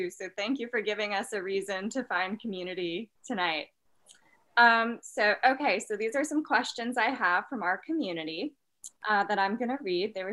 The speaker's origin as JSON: {"language": "English", "country": "United States", "said": "as an American, anything other than our two party political system seems novel."}